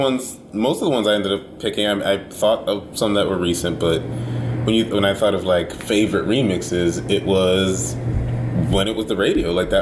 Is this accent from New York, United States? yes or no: yes; New York City, New York, United States; I'm from the Bronx.